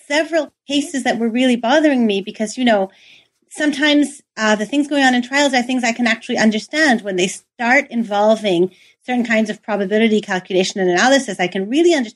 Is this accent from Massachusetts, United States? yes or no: yes; near Boston, Massachusetts, United States; moved away as an adult; now in Paris, France; I was born in the States. I went to school in the States, in Boston, near Boston